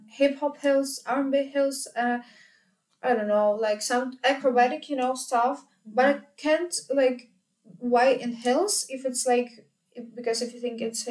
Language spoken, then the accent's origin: English; Ukraine; moved away as an adult; now in Vienna, Austria; in Ukraine we attend classes to even in beginners and advanced level and everything